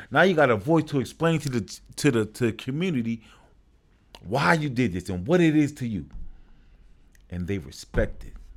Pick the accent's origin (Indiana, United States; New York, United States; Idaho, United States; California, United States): New York, United States; New York City; born and raised in Brooklyn.